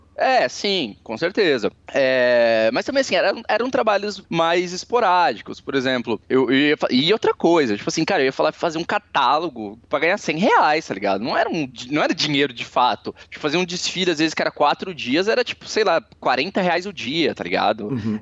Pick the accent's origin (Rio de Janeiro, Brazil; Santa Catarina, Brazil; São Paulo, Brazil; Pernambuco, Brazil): Santa Catarina, Brazil; Balneário Camboriú; also born or lived in Cascavel; Eu sou natural de Cascavel, mas eu mudei para Balneário Camboriú com 3 anos de idade.